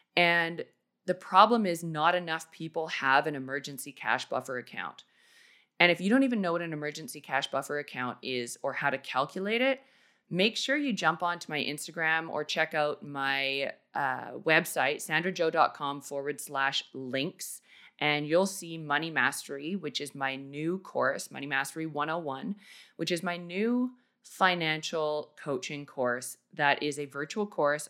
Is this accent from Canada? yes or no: yes; Canada; moved away as an adult; also born or lived in Australia; I basically had to pack up an entire house and life worth of stuff in four days and move back to Canada